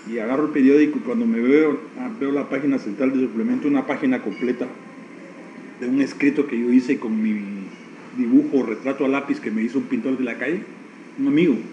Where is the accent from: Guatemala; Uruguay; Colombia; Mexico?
Guatemala; born there; Entonces mi patria es Nicaragua, la tierra de Rubén Darío, de donde es mi padre, Granada, y mi patria es Guatemala, la tierra de Miguel Ángel Asturias, y mi nación es Guatemala. Entonces tengo dos patrias y una nación.